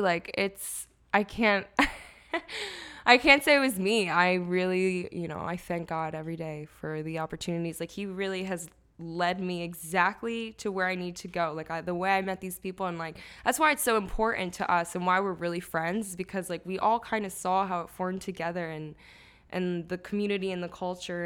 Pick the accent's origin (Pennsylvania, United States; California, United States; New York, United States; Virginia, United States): Pennsylvania, United States; Lansdale; also born or lived in Chicago; I grew up in Lansdale